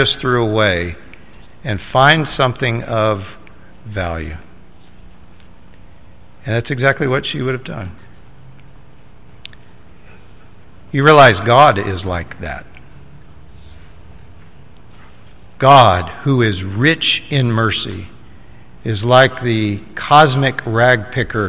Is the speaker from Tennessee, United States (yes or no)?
yes; Middle Tennessee, United States; I grew up in Middle Tennessee